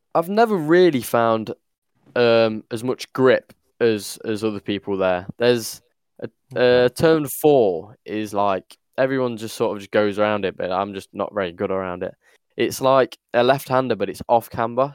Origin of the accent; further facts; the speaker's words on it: United Kingdom; as a Brit